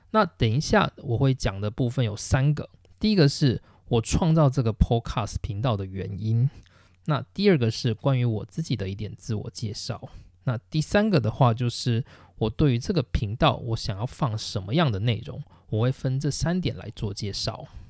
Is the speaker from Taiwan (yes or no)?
yes; Taichung, Taiwan; moved away as an adult; also born or lived in Tainan, Taiwan / Hsinchu, Taiwan; now in Japan; 那我是台湾人，然后我出生在台中，就是我从高中毕业以前的生活都是在台湾的台中度过